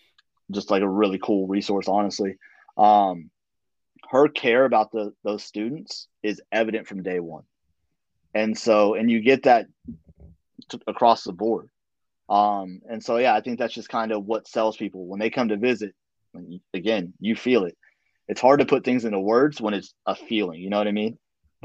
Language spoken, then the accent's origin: English; the South, United States; Again, I'm from the South, so everybody talks about, you know, Southern charm and Southern gentleman and all that stuff.